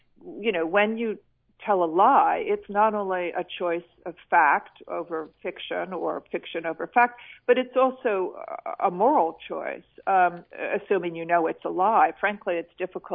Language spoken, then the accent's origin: English; United States; moved away as an adult; also born or lived in China; now in London, United Kingdom; as an American